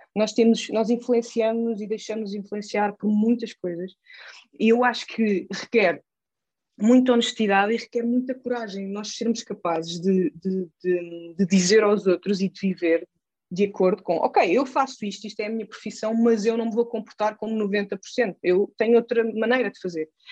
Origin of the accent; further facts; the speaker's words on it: Gouveia, Centro, Portugal; moved away as an adult; also born or lived in Lisbon; foi aqui que eu cresci e sou extremamente grata por ter crescido aqui na Serra da Estrela